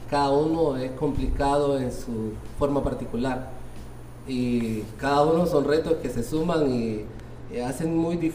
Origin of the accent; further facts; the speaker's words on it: Tegucigalpa, Francisco Morazán, Honduras; no, totalmente hondureño, soy de Tegucigalpa.